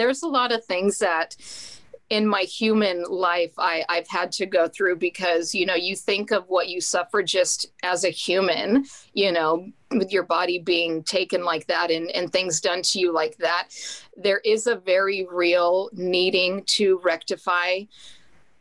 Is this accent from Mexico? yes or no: yes; Mexico; I'm from Mexico